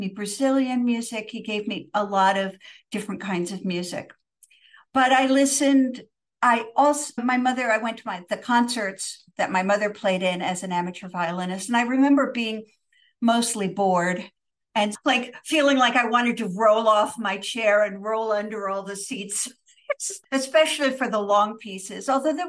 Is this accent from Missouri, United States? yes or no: no; New York, United States; also born or lived in Pittsburgh, Pennsylvania / Sweden / Istanbul, Turkey; I grew up somewhat in the United States, so in upstate New York and also in Pittsburgh, but I lived abroad many years. So I lived in Sweden for 3 years. I lived in Istanbul, Turkey for 3 yea